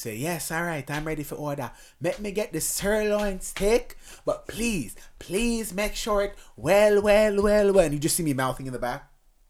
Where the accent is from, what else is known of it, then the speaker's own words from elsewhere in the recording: Canada; Even though I'm very Canadian, I'm very like my thing's very, I'd say Asian, Jamaican.